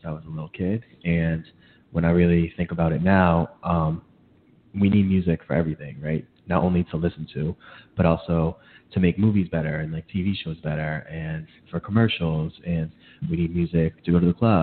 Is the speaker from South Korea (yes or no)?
yes; South Korea; now in Queens, United States; from Queens, originally from Korea